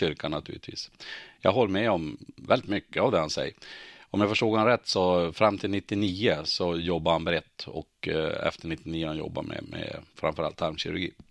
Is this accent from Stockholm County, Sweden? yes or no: no; Örnsköldsvik, Västernorrland County, Sweden; Jag är uppvuxen och boende i Öviks kommun. 59 år har jag bott där.